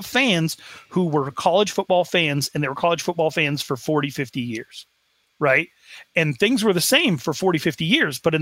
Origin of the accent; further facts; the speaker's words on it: Sheridan, Wyoming, United States; I am from Sheridan, Wyoming